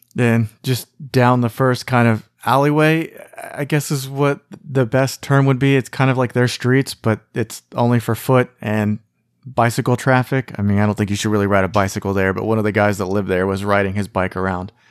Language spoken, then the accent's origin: English; United States